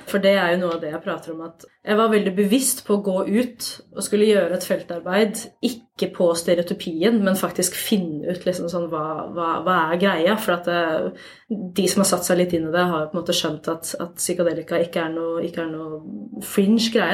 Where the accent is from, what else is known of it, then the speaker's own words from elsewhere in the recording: Oslo, Norway; jeg er jo fra Oslo, jeg bor i Oslo, jeg jobber i Oslo.